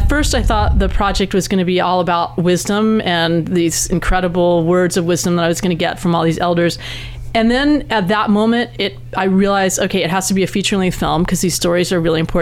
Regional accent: East Coast, United States; now in West Coast, United States; I grew up on the East Coast, and I had never heard about that until I moved out to this coast.

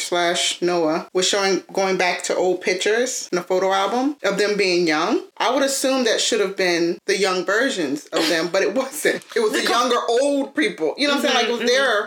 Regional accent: Northumberland County, Virginia, United States

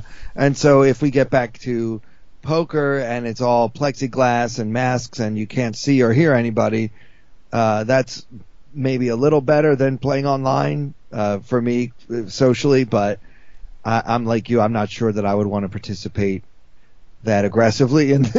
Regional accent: New York City, New York, United States; Comedy clubs in New York City open again next week, and I have some, you know, I have some appearances scheduled here in my hometown

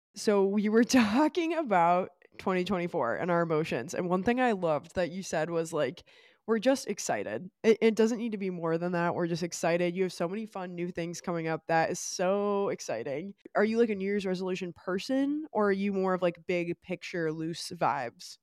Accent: Great Lakes area, Midwest, United States; we're both from Great Lakes area

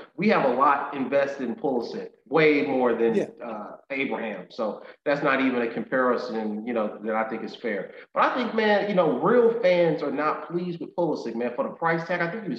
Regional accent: United States; I'm an American, man

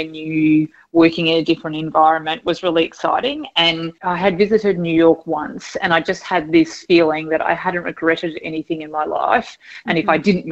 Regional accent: Geelong, Victoria, Australia; We grew up in Geelong

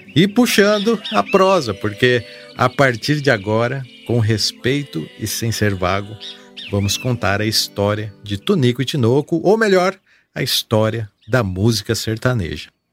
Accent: São José do Rio Preto region, interior of São Paulo, Brazil; accent: caipira; Aqui onde nasci era assim, interior de São Paulo, região de São José do Rio Preto

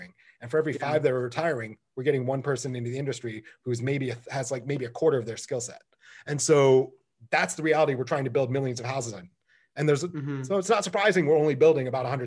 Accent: Michigan, United States; I grew up in Michigan

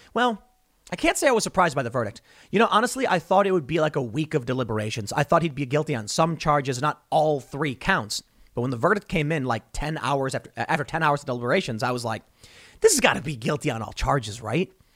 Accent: Chicago, Illinois, United States; I grew up in Chicago

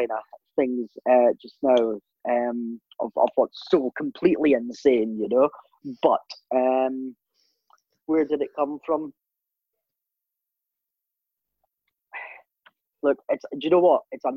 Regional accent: Aberdeen, Scotland, United Kingdom; we're from Aberdeen, we all live in Aberdeen

